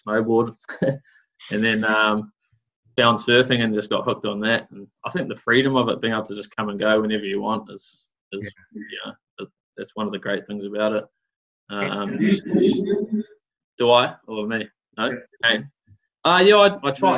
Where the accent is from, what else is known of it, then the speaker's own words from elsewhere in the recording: Auckland, New Zealand; also born or lived in Coromandel; I grew up in Auckland in the thick of it there, in Kohimarama, nice suburb to grow up